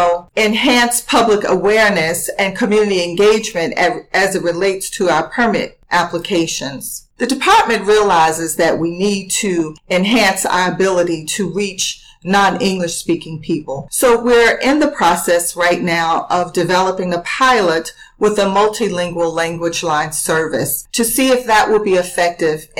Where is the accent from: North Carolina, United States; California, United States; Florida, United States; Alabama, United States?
Alabama, United States; Montgomery; moved away; I grew up in Montgomery, Alabama